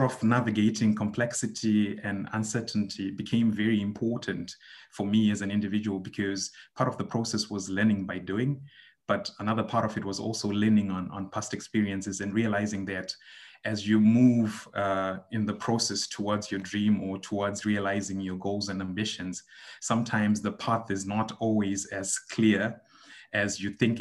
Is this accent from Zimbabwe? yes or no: yes; Zimbabwe; moved away as an adult; now in Shanghai, China; I am from Zimbabwe. It's a small country in Southern Africa. I basically grew up there